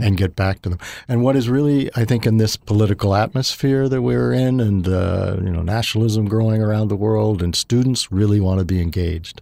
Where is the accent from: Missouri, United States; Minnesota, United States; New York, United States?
Missouri, United States; as a child, uh, actually growing up in Missouri